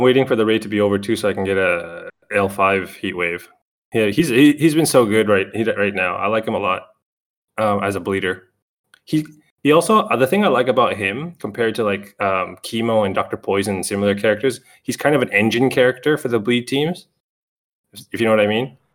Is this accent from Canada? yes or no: yes; Canada; I'm Canadian.